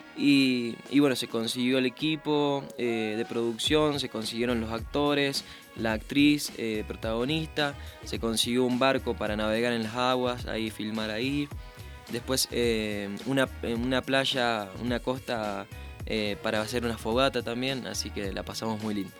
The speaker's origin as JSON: {"language": "Spanish", "region": "Santa Fe", "country": "Argentina", "said": "En mi provincia, en Santa Fe, em, se escucha mucha cumbia santafesina"}